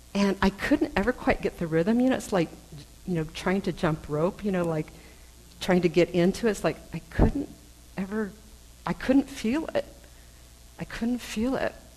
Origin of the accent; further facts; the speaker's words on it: United States; I am intensely aware that I'm Chinese American